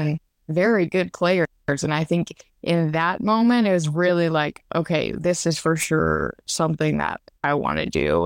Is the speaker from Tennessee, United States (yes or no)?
no; Louisiana, United States; I'm from Louisiana, and I actually still trade in everything in Louisiana, which that kind of means a lot to me 'cause I get to still be at home